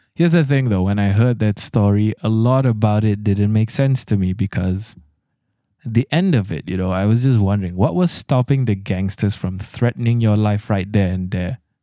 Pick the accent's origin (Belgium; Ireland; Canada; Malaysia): Malaysia; I'm your Malaysian host